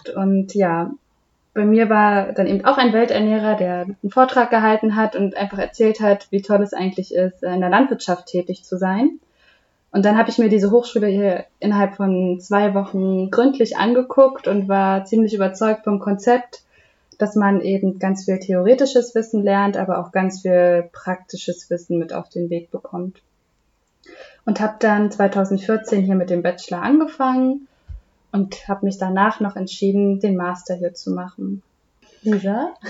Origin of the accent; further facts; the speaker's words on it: Rhineland-Palatinate, Germany; Das war für mich naheliegend im wahrsten Sinne des Wortes, denn ich komme aus Rheinland-Pfalz. Da war dann auch den, der Betrieb meiner Eltern.